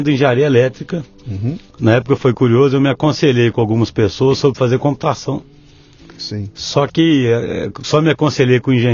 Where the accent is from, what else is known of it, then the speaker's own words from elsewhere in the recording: Belo Horizonte, Minas Gerais, Brazil; Nasci em, em Belo Horizonte mesmo, sim.